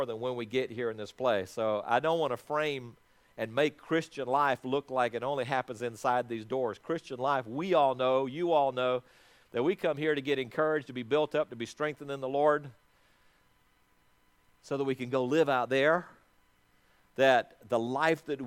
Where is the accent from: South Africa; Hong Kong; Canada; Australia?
South Africa; moved away; also born or lived in Athens, Georgia; When I was born in South Africa